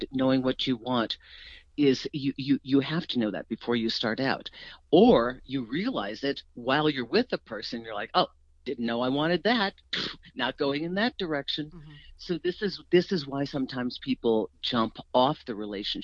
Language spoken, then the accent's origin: English; East Coast, United States; we're from the East Coast